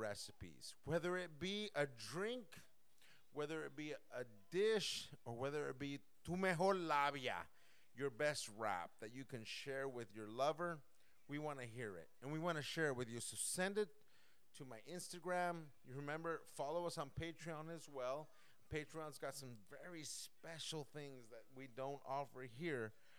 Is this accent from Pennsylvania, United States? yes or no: no; California, United States; moved away; also born or lived in Mexico / Europe / Puerto Rico; I was born and raised in California. I had the privilege of living in Mexico, privilege of living in Europe, and privilege of living in the great continent de Puerto Rico.